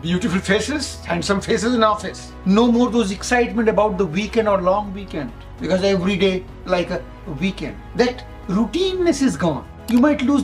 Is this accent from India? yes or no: yes; India; I come from India